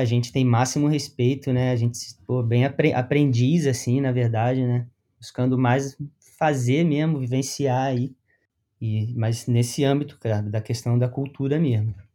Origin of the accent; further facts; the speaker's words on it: Rio de Janeiro, Brazil; moved away as an adult; now in Paraná, Brazil; Eu sou do Rio de Janeiro.